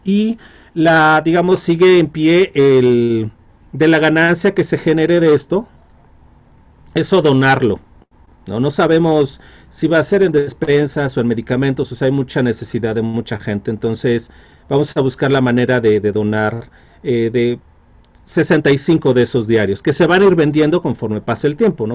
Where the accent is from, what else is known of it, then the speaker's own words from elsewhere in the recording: Mexico; como mexicano